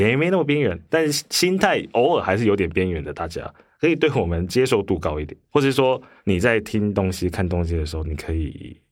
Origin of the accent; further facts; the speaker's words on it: Hualien, Hualien County, Taiwan; moved away; also born or lived in Taipei; 我以前在花莲，我是花莲人，然后嗯。花莲以前乡下嘛，那虽然是已经是九零年代，九六，九七年